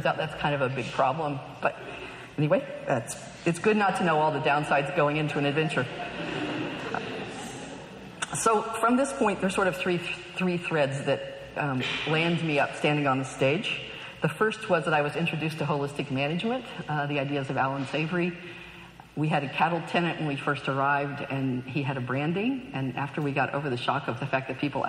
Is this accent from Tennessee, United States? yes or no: yes; Knoxville, Tennessee, United States; now in California, United States; I grew up, I was born in the 50s in Knoxville, Tennessee